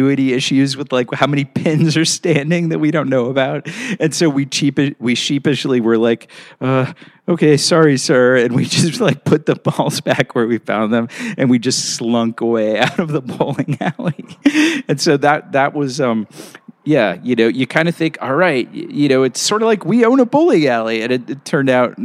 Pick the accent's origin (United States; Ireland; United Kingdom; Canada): United States; Pittsburgh, Pennsylvania; I grew up in Pittsburgh, and I grew up in a neighborhood called Squirrel Hill